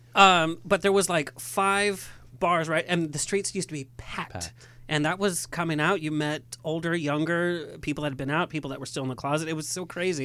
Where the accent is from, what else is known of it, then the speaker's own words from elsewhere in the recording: San Clemente, California, United States; Born and raised in San Clemente